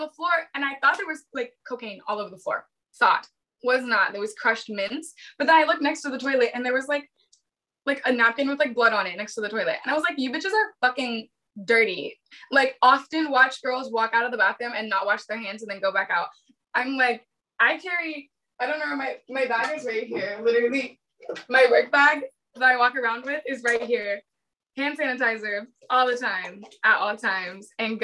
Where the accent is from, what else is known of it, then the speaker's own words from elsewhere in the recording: Bay Area, north of San Francisco, California, United States; moved away as an adult; now in Los Angeles, United States; I'm from the Bay Area, but like north of San Francisco